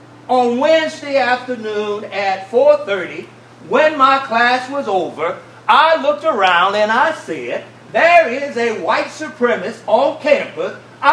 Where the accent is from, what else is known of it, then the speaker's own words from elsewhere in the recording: Louisiana, United States; moved away as an adult; now in Nebraska, United States; I am from Louisiana. I have lived with white supremacists